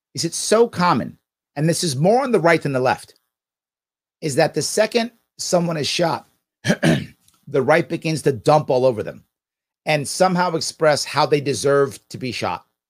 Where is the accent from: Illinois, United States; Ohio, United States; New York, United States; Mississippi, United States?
New York, United States; New York City; I'm born and raised in Manhattan, and, and, and, and, and the Bronx